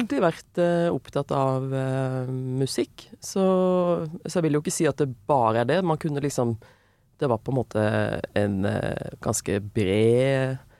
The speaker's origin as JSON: {"language": "Norwegian", "town": "Søgne", "region": "Agder", "country": "Norway", "tie": "born or raised there", "also_born_or_lived": "Vågsbygd, Kristiansand", "moved": "yes", "lives_now": "Oslo, Norway", "said": "Men så har jeg vokst opp i Søgne, utenfor Kristiansand."}